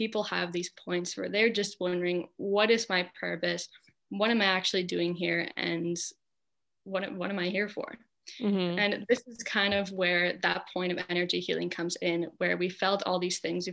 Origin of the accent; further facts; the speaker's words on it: California, United States; my hometown is super like hippie alternative, you know, small California hippie town in the mountains